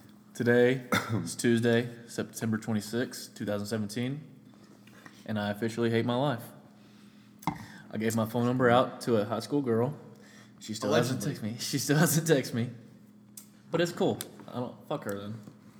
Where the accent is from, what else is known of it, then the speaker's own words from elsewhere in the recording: DeSoto County, Mississippi, United States; moved away; also born or lived in Memphis, Tennessee; I'm from DeSoto County. It's literally right outside of Memphis, so I claim Memphis.